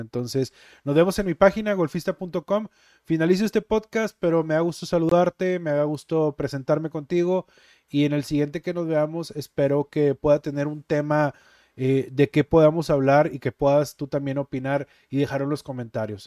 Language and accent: Spanish; Monterrey, Nuevo León, Mexico; also born or lived in Guadalupe, Nuevo León; Originario de Monterrey, Nuevo León